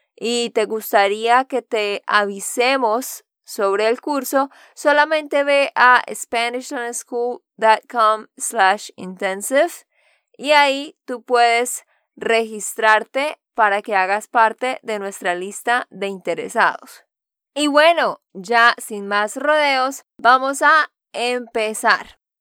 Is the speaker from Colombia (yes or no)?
yes; Santander, Colombia; de Santander, Colombia